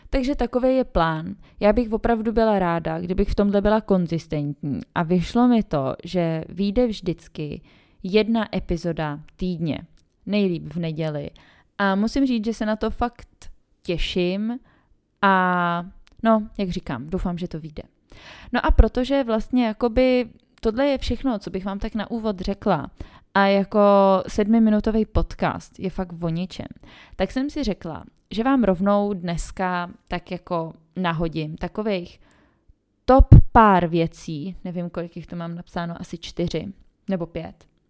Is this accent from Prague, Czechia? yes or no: yes; Prague, Czechia; moved away as an adult; now in Vienna, Austria; té rodiny mám především stále v Praze, odkud pocházím